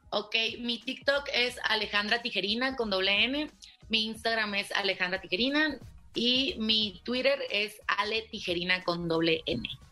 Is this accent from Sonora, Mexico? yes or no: yes; Ciudad Obregón, Sonora, Mexico; now in Mexico City, Mexico; vivía en Obregón, Sonora, que es de donde soy